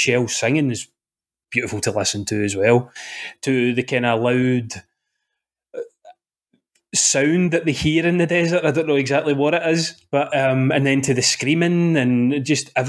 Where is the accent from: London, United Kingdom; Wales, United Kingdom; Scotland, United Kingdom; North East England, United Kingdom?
Scotland, United Kingdom; I'm from Scotland